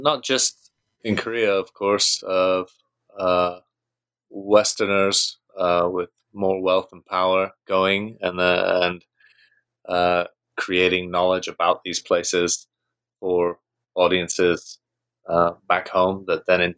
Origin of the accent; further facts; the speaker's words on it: United Kingdom; I grew up in Britain, so I'm British.